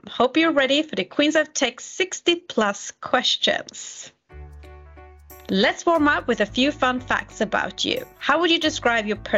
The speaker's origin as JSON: {"language": "English", "country": "France", "tie": "born or raised there", "also_born_or_lived": "San Francisco", "moved": "as an adult", "said": "In France."}